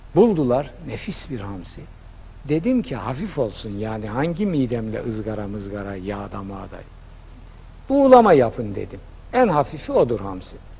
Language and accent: Turkish; Black Sea Region, Turkey; Denizde büyümüşüm. Karadeniz çocuğu.